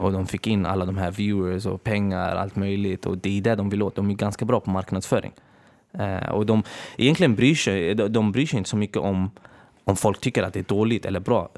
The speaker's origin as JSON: {"language": "Swedish", "town": "Örebro", "region": "Örebro County", "country": "Sweden", "said": "Jag är från Örebro från början"}